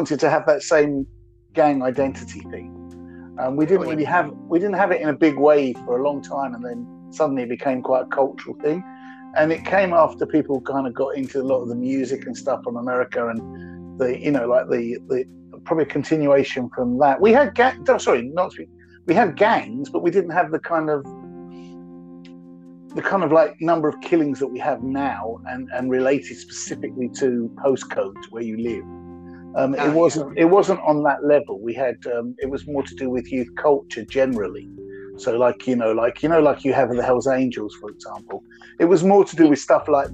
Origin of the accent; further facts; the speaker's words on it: London, United Kingdom; I'm from North London